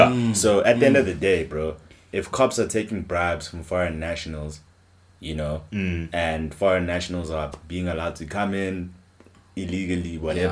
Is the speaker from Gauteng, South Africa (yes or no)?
yes; Johannesburg, Gauteng, South Africa; we're from Johannesburg